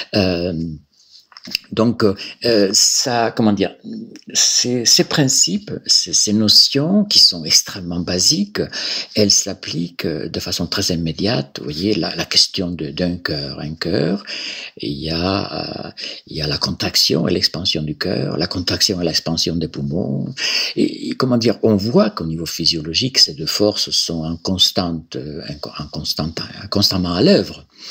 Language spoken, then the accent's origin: French; Galicia, Spain; French is a second language; moved away as an adult; also born or lived in Barcelona; now in France; je suis originaire de, de Galice, Galicia, euh, donc dont la capitale c'est Saint-Jacques-de-Compostelle